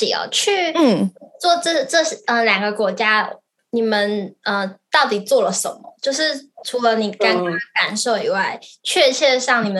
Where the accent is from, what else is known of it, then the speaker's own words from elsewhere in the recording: Taiwan; 我们台湾人